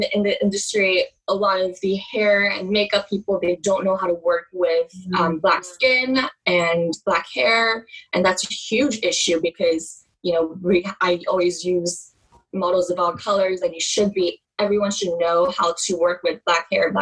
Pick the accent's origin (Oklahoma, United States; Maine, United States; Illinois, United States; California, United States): Oklahoma, United States; moved away as an adult; also born or lived in New York City; until I moved away from Oklahoma